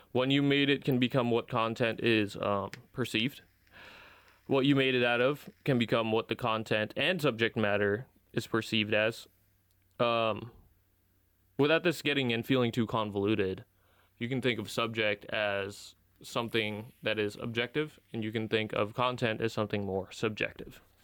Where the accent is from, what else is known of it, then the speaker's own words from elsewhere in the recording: United States; I grew up an American, even though I'm not an American citizen